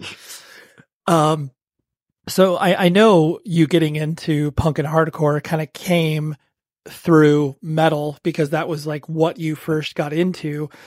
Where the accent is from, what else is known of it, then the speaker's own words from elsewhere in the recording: Southern California, United States; I'm from Southern California and I'm in my early 40s.